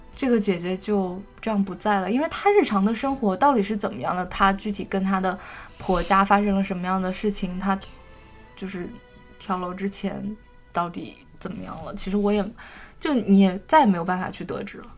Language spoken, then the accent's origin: Chinese; Northeast China, China; 我东北人嘛